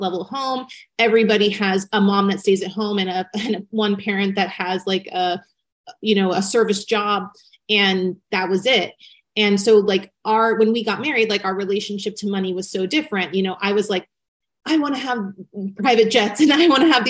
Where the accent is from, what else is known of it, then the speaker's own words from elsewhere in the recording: Newport Beach, California, United States; I grew up in Newport Beach, California, and I lived in a very tiny apartment complex